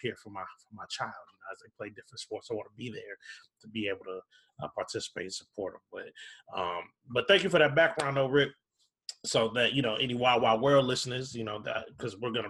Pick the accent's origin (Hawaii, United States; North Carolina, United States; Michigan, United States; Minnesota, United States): Minnesota, United States; Minneapolis; I grew up in Minneapolis, in South Minneapolis